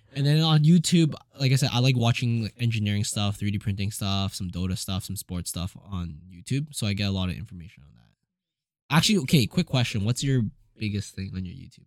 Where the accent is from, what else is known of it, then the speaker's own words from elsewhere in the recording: Edmonton, Alberta, Canada; most Asians growing up in Edmonton